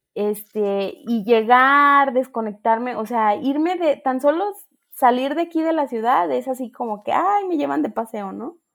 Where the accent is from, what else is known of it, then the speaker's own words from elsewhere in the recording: Ocotlán, Jalisco, Mexico; moved away as an adult; me voy a mi pueblo, a Ocotlán